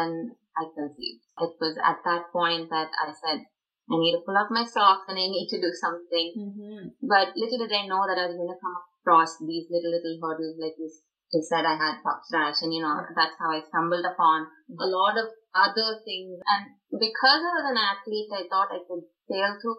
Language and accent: English; Chennai, Tamil Nadu, India; moved away as an adult; now in Richmond, United States; growing up in South India, Madras, Chennai, as they call it now.